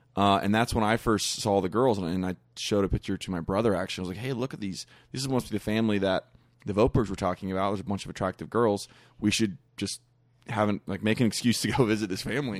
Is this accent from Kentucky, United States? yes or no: yes; Kentucky, United States; we're from Kentucky, so we were, went back to Kentucky